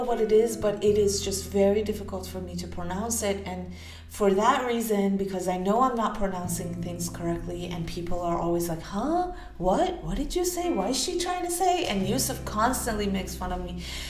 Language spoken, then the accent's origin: English; Houston, Texas, United States; also born or lived in Tehran, Iran; So I moved to San Francisco from Texas, from Houston, Texas, where I was sort of raised, but not really. I'm originally Persian. I was born in Tehran, but I moved to the States in early teenage years, and I basically went to school in Houston.